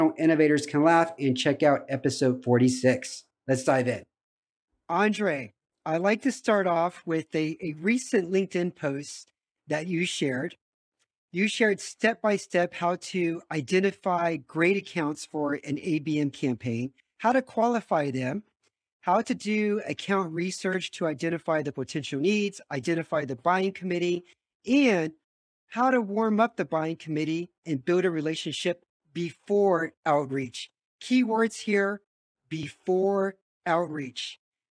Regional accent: United States; moved away as an adult; now in Romania; I'm also an American expat living in Romania

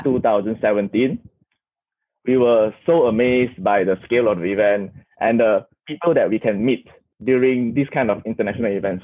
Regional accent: Kuala Lumpur, Malaysia; I'm from Kuala Lumpur, Malaysia

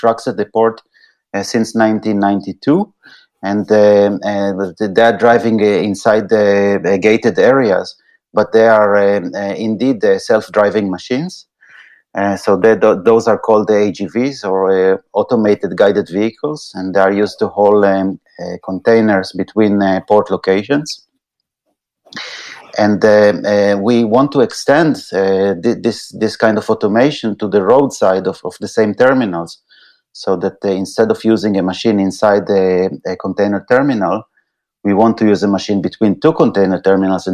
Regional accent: Israel; moved away as an adult; also born or lived in United States; now in Netherlands; I'm coming originally from Israel

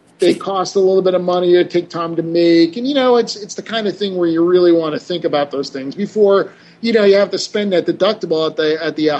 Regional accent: New Jersey, United States; I'm from New Jersey.

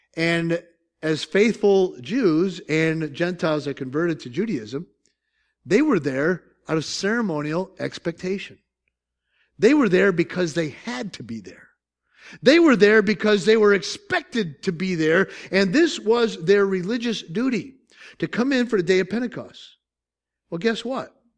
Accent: Syracuse, New York, United States; moved away; I'm from South, South, South Syracuse

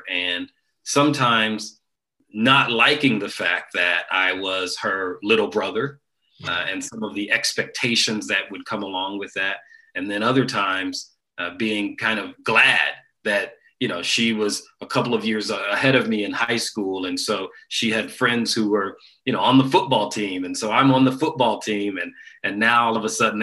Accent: Dayton, Ohio, United States; born and raised in Dayton, Ohio

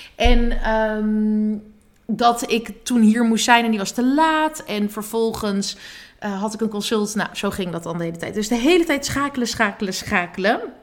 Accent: Badhoevedorp, North Holland, Netherlands; also born or lived in Amsterdam; bij mijn ouders in de straat in Badverdorp. Waar ik ben opgegroeid.

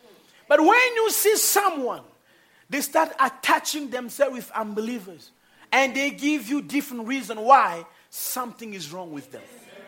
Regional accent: DR Congo; I was born in Congo. And I was raised with a Congolese habit and way of thinking, way of eating.

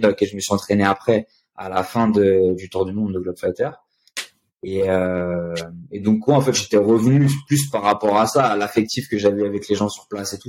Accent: France; moved away as an adult; now in São Paulo, Brazil; On est des Français

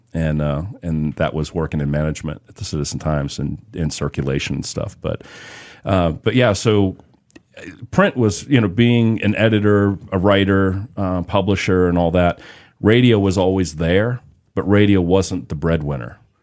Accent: Boston, Massachusetts, United States; growing up in the Boston area um, in the 80s

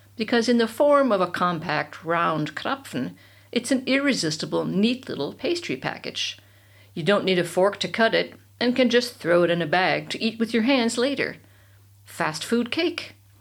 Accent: United States; moved away as an adult; now in Bavaria, Germany; I'm from America, the land of marketing

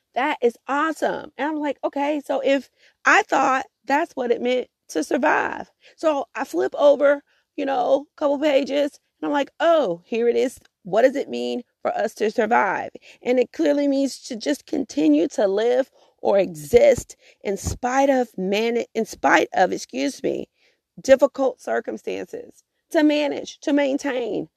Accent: Augusta, Georgia, United States; also born or lived in Atlanta / Columbia, South Carolina; my home city of Augusta

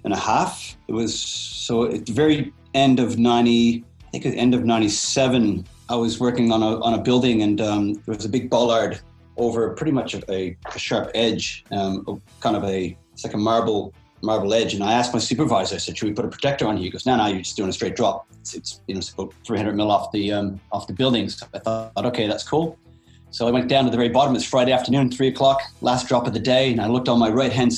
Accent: Canada; moved away as an adult; also born or lived in Jasper National Park, Alberta; now in Perth, Australia; I was born in Canada, so I kind of moved to the Rockies in kind of the early 90s

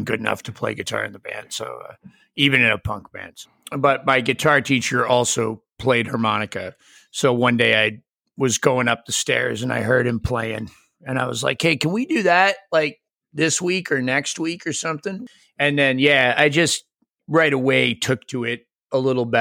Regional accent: New England, United States; moved away as an adult; also born or lived in Boise / Memphis; In New England, where I grew up

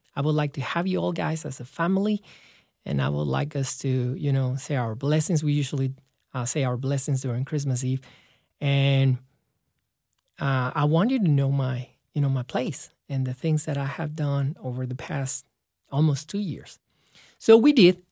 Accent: León, Guanajuato, Mexico; moved away as an adult; in my hometown in León, Guanajuato

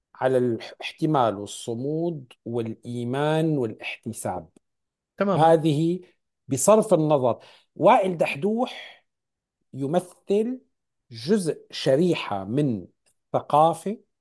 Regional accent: Syria; moved away as an adult; now in Canada; انا فلسطيني فلسطيني سوري

